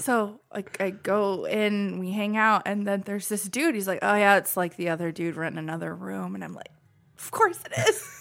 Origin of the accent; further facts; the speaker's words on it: Perrysburg, Ohio, United States; moved away; also born or lived in Michigan; I'm from Perrysburg, Ohio